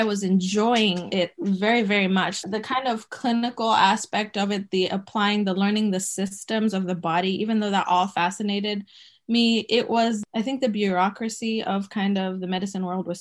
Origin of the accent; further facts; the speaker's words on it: Botswana; moved away as an adult; also born or lived in Zimbabwe; now in United States; we moved from Zimbabwe to the neighboring country of Botswana. And so that's where I grew up